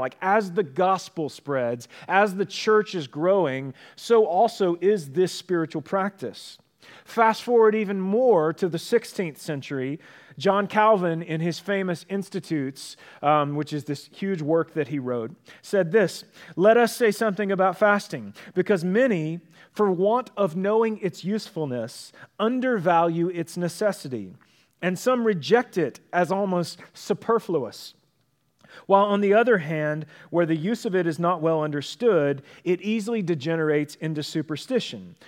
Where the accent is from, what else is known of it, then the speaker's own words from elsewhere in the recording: United States; We are American